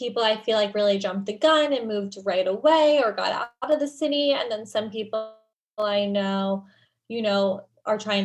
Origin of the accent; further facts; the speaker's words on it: New York, United States; I grew up in New York